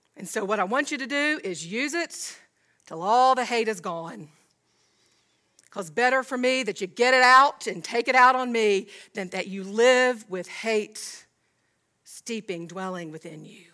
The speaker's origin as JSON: {"language": "English", "region": "Georgia", "country": "United States", "tie": "born or raised there", "said": "I was raised in Georgia."}